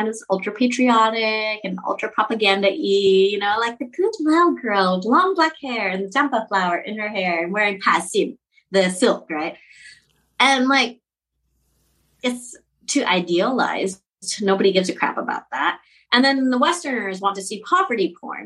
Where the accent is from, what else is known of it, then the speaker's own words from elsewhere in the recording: Orange County, Southern California, United States; moved away as an adult; now in Laos; I was raised in Southern California. I was born in OC